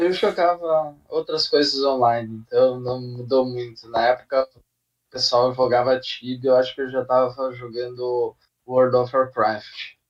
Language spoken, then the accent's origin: Portuguese; Passo Fundo, Rio Grande do Sul, Brazil; now in São Paulo, Brazil; eu sou do Rio Grande do Sul, uma cidadezinha aí do norte que é chamada de Passo Fundo. É, Nascido. Ah, hoje eu moro aqui em São Paulo